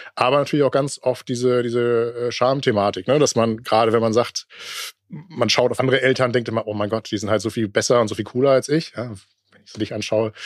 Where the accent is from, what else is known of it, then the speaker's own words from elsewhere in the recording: Germany; bei uns in Deutschland